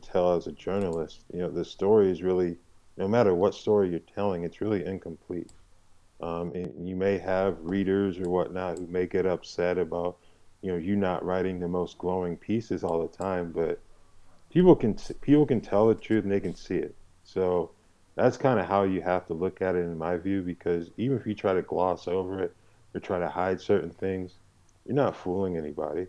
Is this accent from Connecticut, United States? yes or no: yes; Hartford, Connecticut, United States; moved away; also born or lived in Manchester, Connecticut; mainly grew up in Hartford